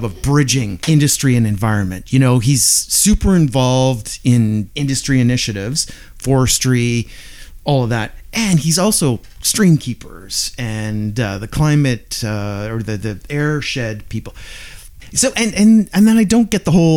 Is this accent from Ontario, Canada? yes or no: no; Squamish, British Columbia, Canada; I grew up on Braemar Drive North in the Garibaldi Highlands